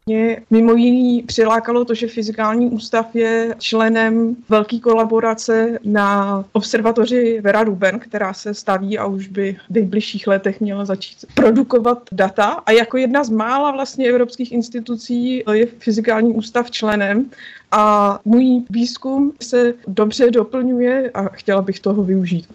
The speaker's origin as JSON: {"language": "Czech", "country": "Czechia", "also_born_or_lived": "Gothenburg, Sweden", "moved": "as an adult", "said": "vrátit se jako do Čech"}